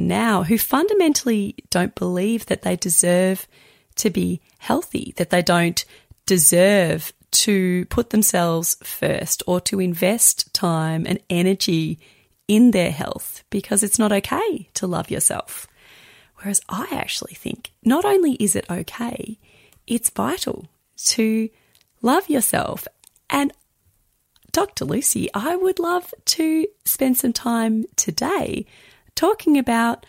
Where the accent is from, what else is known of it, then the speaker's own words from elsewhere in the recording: Australia; as an Australian woman